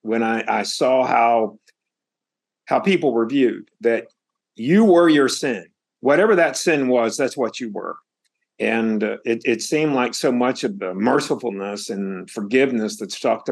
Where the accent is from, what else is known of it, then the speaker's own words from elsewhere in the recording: Statesville, North Carolina, United States; I was born in Statesville, North Carolina, and really outside of Statesville in what I call rural North Carolina. So it was a very conservative place, as you might imagine. And I came to life and grew up in a very conservative town.